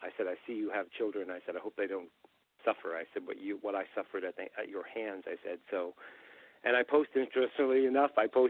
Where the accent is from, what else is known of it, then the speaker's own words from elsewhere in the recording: Glace Bay, Nova Scotia, Canada; moved away; when I went home to Cape Breton, and I played a show there in my hometown, actually, Glace Bay High came to the show